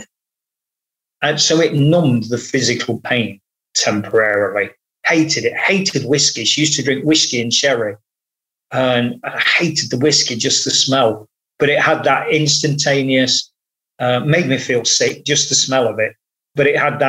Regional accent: Nottingham, East Midlands, United Kingdom; Nottingham Forest Football Club, to be precise, my hometown club

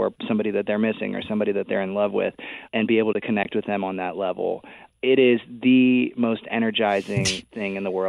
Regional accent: Texas, United States; we're both from Texas

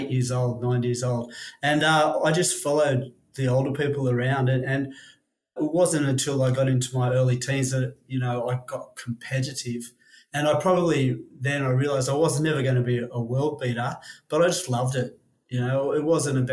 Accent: Sydney, New South Wales, Australia; also born or lived in New Zealand; moved to Australia when I was four, lived on the northern beaches, skipped around a lot, lived around the Warriewood area, and then in my teenage years, lived in DY.

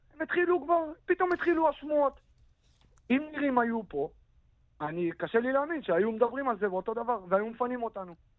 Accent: Kiryat Shmona, Northern District, Israel; הילדות שלי בקריית שמונה

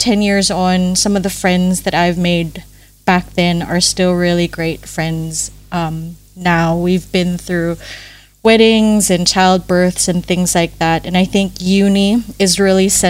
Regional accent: Manila, Metro Manila, Philippines; moved away as an adult; now in Adelaide, Australia; I grew up really privileged in Manila.

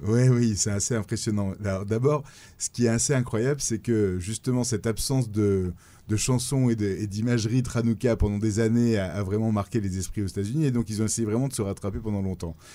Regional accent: Nice, Provence-Alpes-Côte d'Azur, France; moved away as an adult; now in New York, United States; je suis niçois à la base

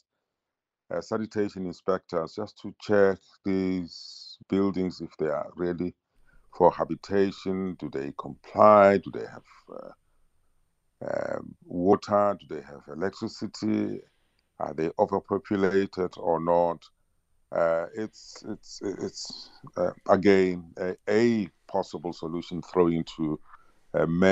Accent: South Africa; as a South African

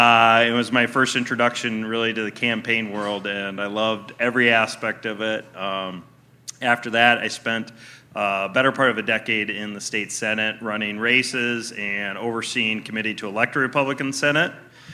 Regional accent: Prairie du Chien, Wisconsin, United States; I grew up in a small, sleepy town in Prairie du Chien, Wisconsin. It's right on the Mississippi River. I grew up on the Wisconsin River. They both meet right to the south of Prairie du Chien, so... I'm affectionately known from that part as a river rat

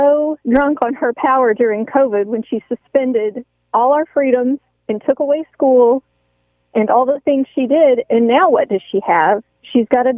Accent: New Mexico, United States; moved away as an adult; now in Fort Mill, United States; I'm from New Mexico. We fled here almost 3 years ago.

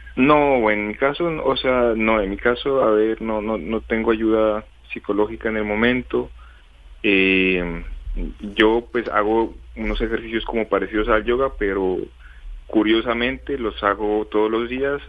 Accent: Colombia; moved away as an adult; now in China; somos dos colombianos los que estamos en esta ciudad.

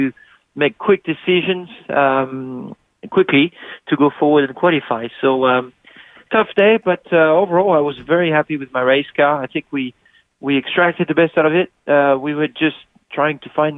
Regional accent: Midwest of France, France; moved away; it's where I'm from in France, Midwest of France.

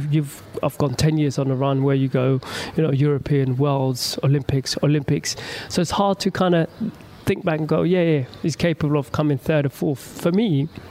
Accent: London, United Kingdom; my hometown in London

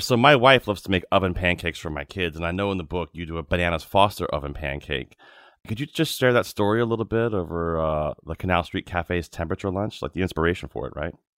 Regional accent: Virginia, United States; I grew up in Virginia

